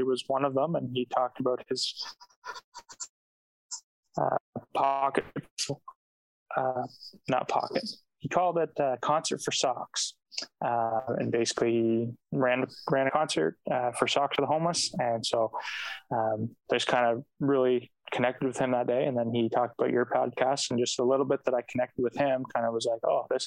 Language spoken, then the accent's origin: English; Napanee, Ontario, Canada; I grew up in Napanee, Ontario, which is between, like, smack in the middle between Toronto and Ottawa.